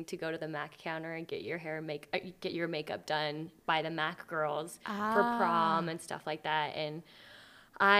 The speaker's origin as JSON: {"language": "English", "town": "Reno", "region": "Nevada", "country": "United States", "tie": "born or raised there", "moved": "as an adult", "lives_now": "Utah, United States", "said": "grew up in Reno, Nevada"}